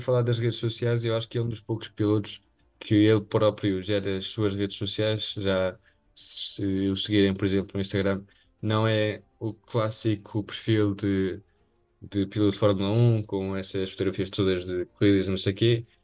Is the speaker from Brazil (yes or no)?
no; Spain; aqueles que somos espanhóis